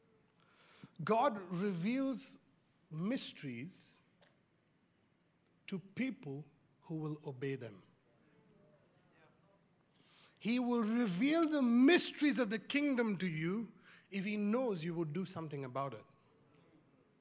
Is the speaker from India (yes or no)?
yes; India; growing up in India